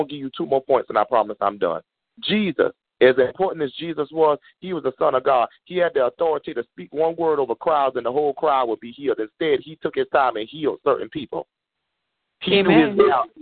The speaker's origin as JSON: {"language": "English", "country": "United States", "accent": "country", "said": "my country accent"}